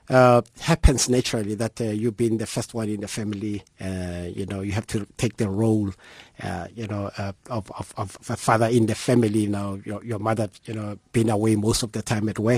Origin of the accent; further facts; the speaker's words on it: Mamelodi, Gauteng, South Africa; like any other one living in Mamelodi